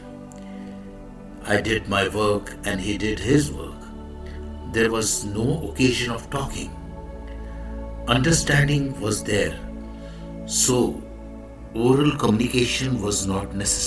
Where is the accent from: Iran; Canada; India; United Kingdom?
India; I am the Indian monk.